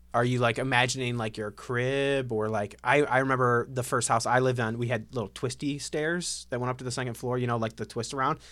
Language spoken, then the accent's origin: English; Ohio, United States; I grew up in Ohio